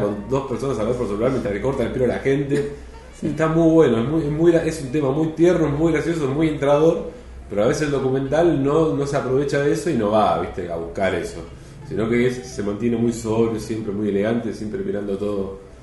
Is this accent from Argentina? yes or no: yes; Mar del Plata, Buenos Aires Province, Argentina; moved away as an adult; yo soy de Mar del Plata y, ya y hace ya exactamente un año, en septiembre del año pasado, me mudé